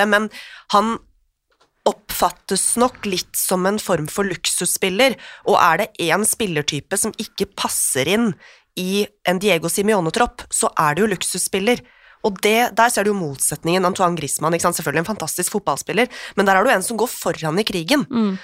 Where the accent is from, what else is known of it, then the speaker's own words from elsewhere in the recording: Oslo, Norway; Jeg er jo fra Oslo øst